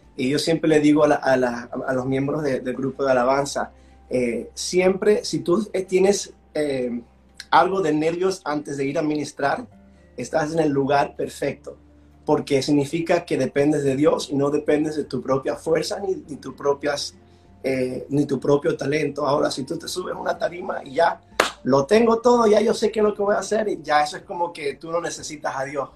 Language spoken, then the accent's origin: Spanish; Washington, District of Columbia, United States; accent: gringolandia; also born or lived in Venezuela; now in Florida, United States; yo soy de origen eh, venezolano, nací en Venezuela, mis padres emigraron cuando yo tenía tres años, entonces si escuchan un poquito el gringolandia en, mi voz es por eso. entonces yo crecí en el área de Washington, D.C.